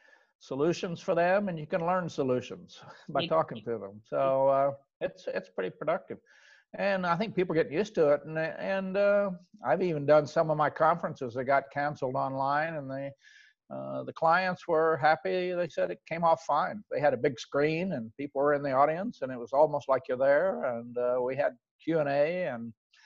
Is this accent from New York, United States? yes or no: no; Oklahoma, United States; I grew up in Oklahoma. I tell everybody I grew up on a little farm